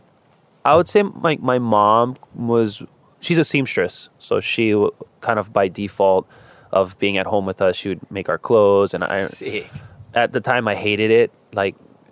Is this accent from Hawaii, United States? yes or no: yes; Hawaii, United States; also born or lived in Oahu; I was actually born on Oahu. A lot of people actually don't know that about me. They think I was born and raised on the Big Island of Hawaii, but I would say the Big Island, but I was born on Oahu, and I was born in the Queen's Medical Center.